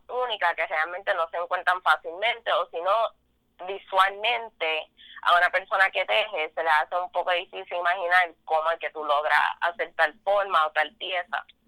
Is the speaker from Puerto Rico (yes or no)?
yes; Vega Baja, Puerto Rico; soy de Vega Baja, Puerto Rico.